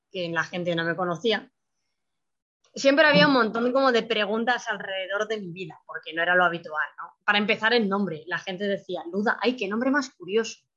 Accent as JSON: {"language": "Spanish", "town": "Madrid", "region": "Community of Madrid", "country": "Spain", "tie": "born or raised there", "also_born_or_lived": "Russia", "said": "tengo 20 años, nací en Rusia, soy adoptada de Rusia eh, fui adoptada a los tres años, bueno, casi tres años, dos años y medio en realidad, y soy de familia monoparental. Esto se me suele olvidar decirlo, pero sí, solo tengo madre, no, tengo padre. Mi madre nunca se casó. Y vivo en España, Madrid"}